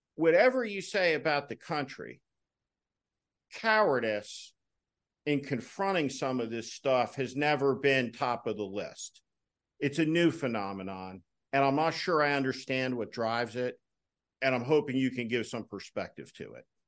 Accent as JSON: {"language": "English", "region": "New Jersey", "country": "United States", "said": "Now, I came from New Jersey, a moderate Republican tradition"}